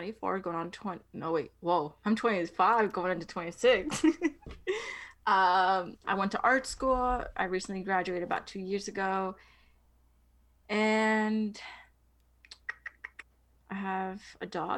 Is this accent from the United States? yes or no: yes; New York, United States; I'm from New York, born and raised